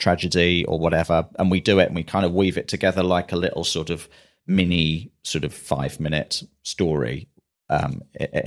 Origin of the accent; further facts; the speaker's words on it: London, United Kingdom; also born or lived in Manchester; I was in London all of my life, other than when I was at Manchester at university.